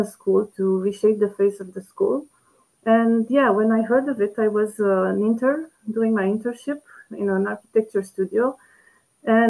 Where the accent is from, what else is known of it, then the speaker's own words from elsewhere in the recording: Curtea de Argeș, Argeș, Romania; moved away; I did it in the school where I was a student in my middle school, in Curtea de Argeș, my hometown